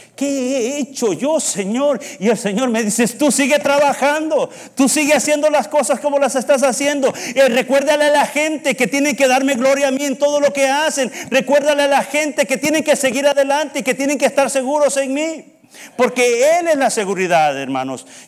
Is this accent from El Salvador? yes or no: yes; El Salvador; moved away; decimos en El Salvador